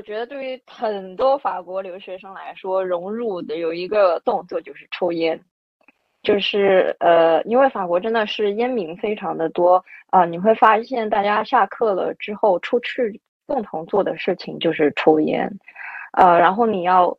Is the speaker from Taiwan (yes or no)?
no; China; moved away as an adult; also born or lived in France / Singapore; 我也是唯一一个中国人